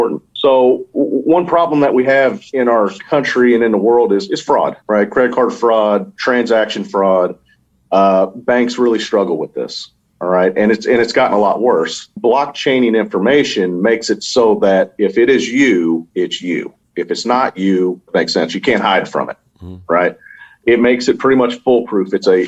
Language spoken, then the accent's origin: English; Louisville, Kentucky, United States; You know, I'm from Louisville, Kentucky. You know, we're just country boys there.